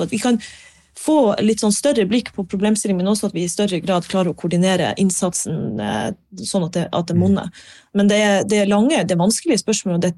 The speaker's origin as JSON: {"language": "Norwegian", "town": "Harstad", "region": "Troms", "country": "Norway", "said": "når jeg flytta fra Harstad, så var ikke tanken min nødvendigvis at jeg skulle tilbake til Nord-Norge."}